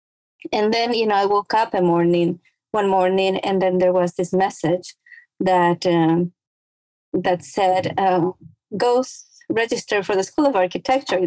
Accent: Ecuador; moved away as an adult; now in United States; I was born and raised in Ecuador, which is a small country in South America, right on the equator

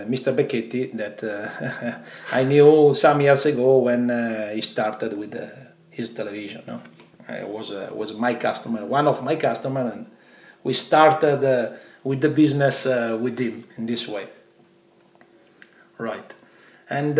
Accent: Padua, Veneto, Italy; English is a second language; moved away as an adult; now in London, United Kingdom; I was born in Italy, in Padova, is a small town close to Venice, and where I lived until last year when I moved in London.

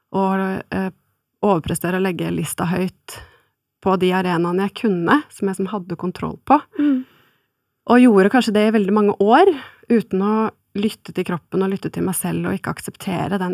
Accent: Oslo, Norway; jeg er fra Oslo og omegn

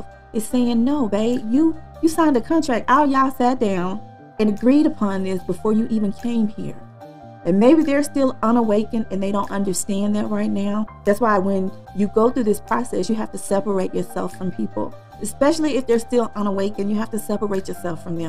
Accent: Texas, United States; I'm from Texas.

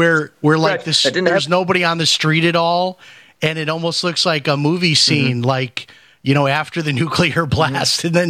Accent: Chicago, Illinois, United States; You know, for example, I grew up in Chicago.

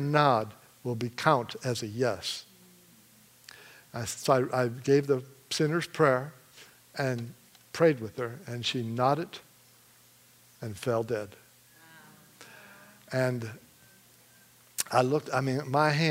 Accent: Michigan, United States; I'm from Michigan

